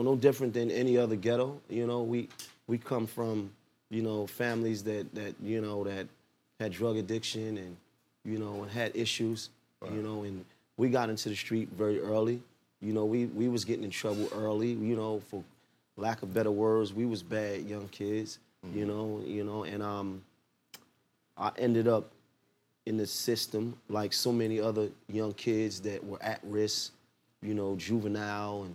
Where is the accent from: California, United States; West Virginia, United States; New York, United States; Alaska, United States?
New York, United States; New York City; I'm from Clifton between Nostrand and Marcy.